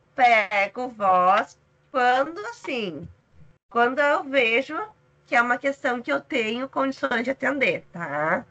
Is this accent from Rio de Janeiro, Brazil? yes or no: no; São Leopoldo, Rio Grande do Sul, Brazil; also born or lived in Santa Maria; Eu sou gaúcha, sou de São Leopoldo, região metropolitana de Porto Alegre